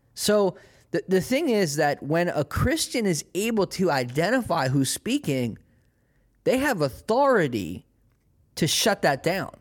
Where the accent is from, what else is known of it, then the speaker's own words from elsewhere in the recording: United States; I am American